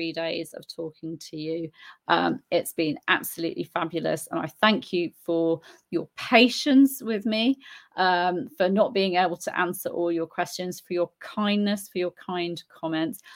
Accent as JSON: {"language": "English", "country": "United Kingdom", "moved": "yes", "lives_now": "Spain", "said": "I'm British, but I live in Spain, so I've embraced Spain as my country too"}